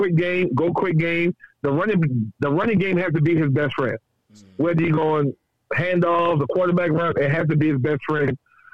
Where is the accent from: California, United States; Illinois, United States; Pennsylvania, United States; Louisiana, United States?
Louisiana, United States; I grew up in Louisiana. I grew up in the project.